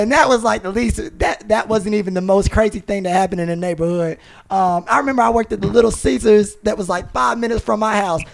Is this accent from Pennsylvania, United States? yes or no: no; High Point, North Carolina, United States; I'm from High Point, North Carolina